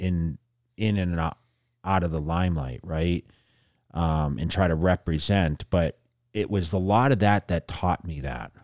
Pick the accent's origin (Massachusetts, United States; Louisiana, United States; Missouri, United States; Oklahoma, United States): Massachusetts, United States; fifty miles west of Boston; moved away as an adult; also born or lived in California; now in Las Vegas, United States; I was fifty miles west of Boston